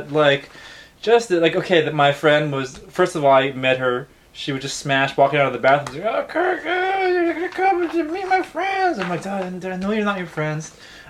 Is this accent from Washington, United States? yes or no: no; Honolulu, Hawaii, United States; now in Tokyo, Japan; I'm like, "Oh, I'm from St. Louis Heights, which is like the name of my neighborhood, you know."